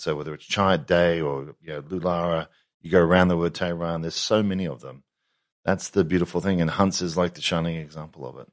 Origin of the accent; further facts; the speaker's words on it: Australia; being Australian